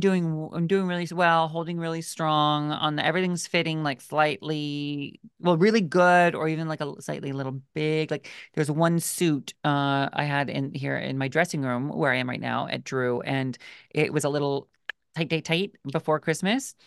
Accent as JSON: {"language": "English", "region": "Washington", "country": "United States", "tie": "born or raised there", "said": "where we grew up in Washington State, I used to work at a berry"}